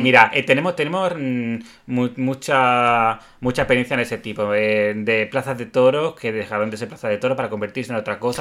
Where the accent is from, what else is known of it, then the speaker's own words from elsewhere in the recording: Spain; como tópico español, el toreo es un tópico nuestro también